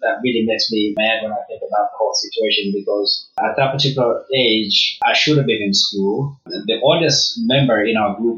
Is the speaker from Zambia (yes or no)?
yes; Lusaka, Lusaka Province, Zambia; moved away; I grew up in Kalingalinga, which is a small town, or you would call it a shanty town in Zambia.